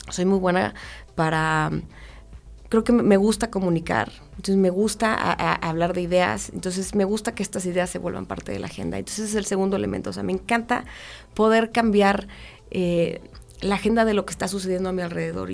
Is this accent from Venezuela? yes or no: no; Mexico; como mexicanos